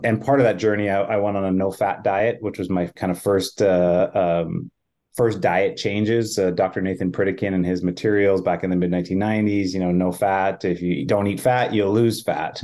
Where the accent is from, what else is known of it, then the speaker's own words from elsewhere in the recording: Manitoba, Canada; I'm a Canadian, uh, I grew up in Manitoba